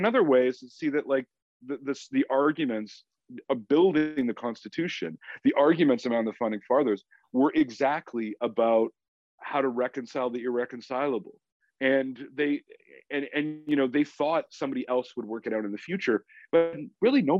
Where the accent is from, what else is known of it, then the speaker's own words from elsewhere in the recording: Canada; I'm a Canadian and I'm a proud Canadian